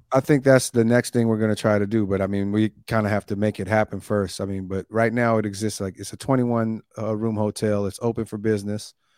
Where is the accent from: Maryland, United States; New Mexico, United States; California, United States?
California, United States; Oakland; also born or lived in Long Beach; I'm from Oakland